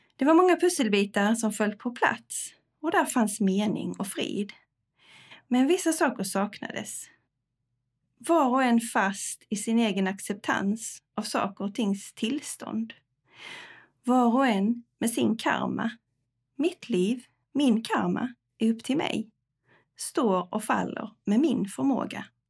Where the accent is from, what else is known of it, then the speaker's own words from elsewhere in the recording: Tockarp, Skåne, Sweden; moved away as an adult; also born or lived in Jönköping / Stockholm / Spain; Jag är uppvuxen i Tockarp utanför Örkelunga